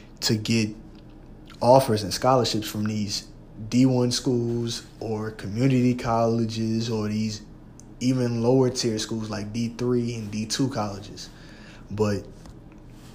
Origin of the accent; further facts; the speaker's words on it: Louisiana, United States; I'm from Louisiana, and they got two, maybe three big schools in our state